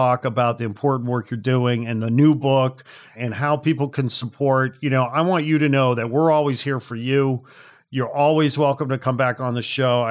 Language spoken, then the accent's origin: English; Chicago, Illinois, United States; also born or lived in Canada; now in Los Angeles, United States; I hail from Chicago originally, lived in Canada for a bit